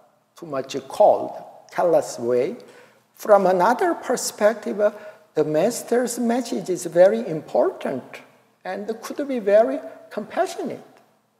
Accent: Daegu, South Korea; moved away; also born or lived in Seoul; I and my old brother drove to my hometown, Daegu City.

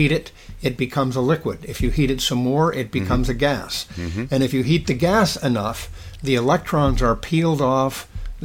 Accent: San Mateo, California, United States; moved away as an adult; I grew up in San Mateo, California, on the San Francisco Peninsula, and attended public schools there through high school

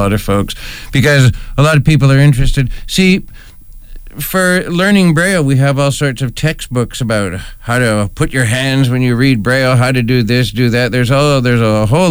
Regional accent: Ontario, Canada; moved away as an adult; also born or lived in Toronto; I was originally from Ontario, but I retired in 2014. I used to be a rehabilitation teacher in Toronto

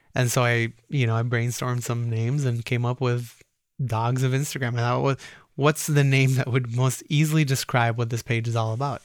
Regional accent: Roseville, Minnesota, United States; also born or lived in Cairo, Egypt; when people ask where I grew up, I say in Roseville, Minnesota

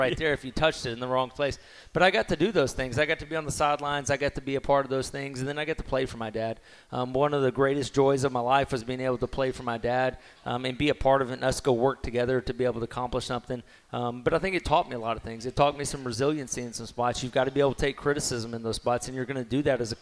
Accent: Mexia, Texas, United States; growing up in Mexia, you had to drive 45 minutes to Waco to go to a movies

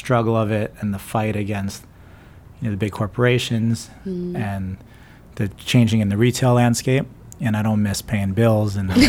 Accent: Key West, Florida, United States; moved away as an adult; now in San Francisco, United States; I grew up in Key West, Florida, but I lived in San Francisco longer than I lived anywhere else in my life.

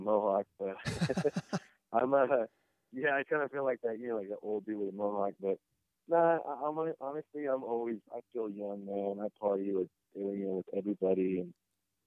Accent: San Bernardino, California, United States; I grew up in San Bernardino and, just my whole, like, upbringing was a bunch of cholos

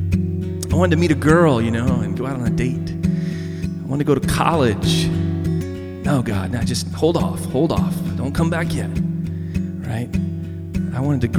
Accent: the South, United States; I grew up in the South

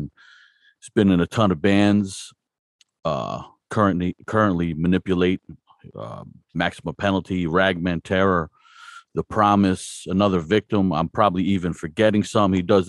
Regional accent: New Jersey, United States; moved away; I'm from New Jersey originally.

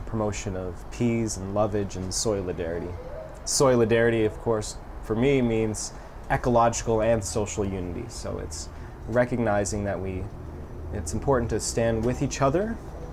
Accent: Toronto, Ontario, Canada; I was born in Toronto, and we had an overflowing balcony garden.

